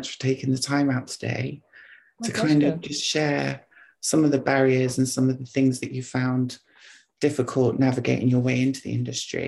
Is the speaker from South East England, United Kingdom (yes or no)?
yes; Oxford, South East England, United Kingdom; I'm from Oxford